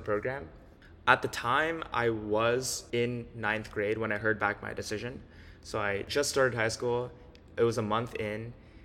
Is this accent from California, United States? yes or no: yes; Los Angeles, California, United States; I grew up in LA, California, and I was a pretty normal kid